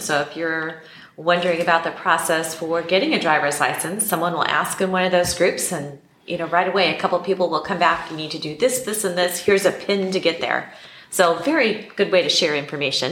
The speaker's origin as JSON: {"language": "English", "region": "Black Hills of South Dakota", "country": "United States", "tie": "born or raised there", "moved": "yes", "lives_now": "Mexico", "said": "I grew up in the Black Hills of South Dakota"}